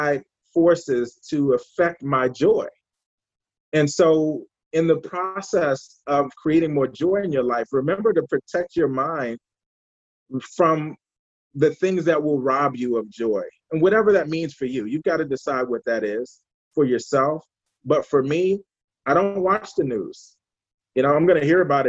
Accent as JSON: {"language": "English", "town": "Washington", "region": "District of Columbia", "country": "United States", "tie": "born or raised there", "said": "I'm from Washington, D.C. originally."}